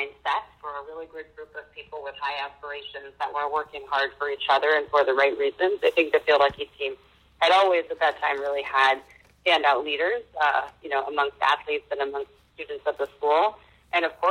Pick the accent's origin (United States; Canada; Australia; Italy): United States; Concord, New Hampshire; I grew up in Concord, New Hampshire